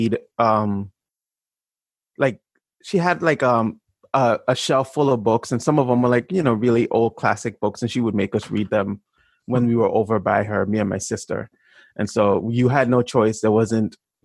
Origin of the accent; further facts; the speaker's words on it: St. Thomas, U.S. Virgin Islands; moved away; also born or lived in Chevy Chase, Maryland, United States; I'm from the Virgin Islands. I grew up in St. Thomas. I actually wasn't born there.